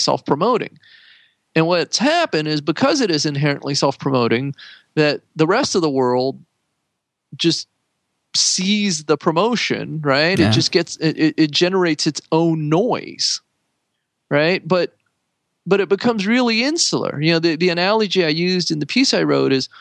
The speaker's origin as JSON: {"language": "English", "town": "San Jose", "region": "California", "country": "United States", "tie": "born or raised there", "said": "I grew up in San Jose"}